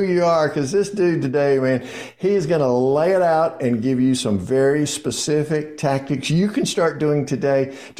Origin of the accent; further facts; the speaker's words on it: the South, United States; I'm from the South.